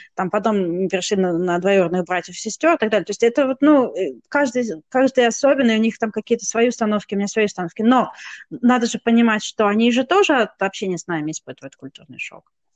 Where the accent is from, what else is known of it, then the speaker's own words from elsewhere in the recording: Kazakhstan; moved away; я родилась в Казахстане по стечению обстоятельств